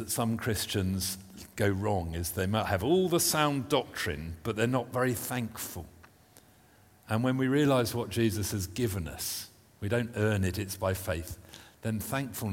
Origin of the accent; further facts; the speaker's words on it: United Kingdom; being British